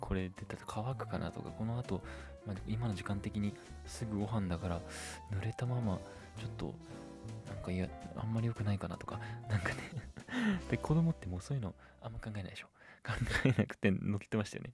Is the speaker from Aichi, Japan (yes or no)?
yes; Gamagori, Aichi, Japan; 僕の地元のラグーナ蒲郡っていうとこにもね